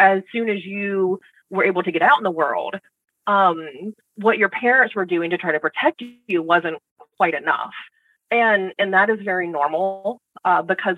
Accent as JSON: {"language": "English", "region": "Southern United States", "country": "United States", "tie": "born or raised there", "said": "I grew up in the Southern United States"}